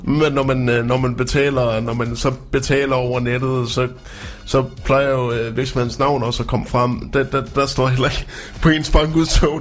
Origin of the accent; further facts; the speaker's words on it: Frederikshavn, North Denmark Region, Denmark; moved away; Min gamle hjemstavn.